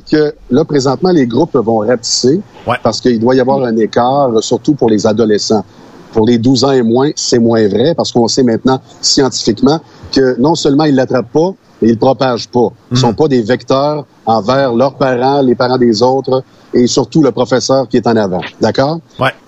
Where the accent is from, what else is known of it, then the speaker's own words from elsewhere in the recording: Sainte-Séraphine, Quebec, Canada; je suis euh, de Saint-Fortuna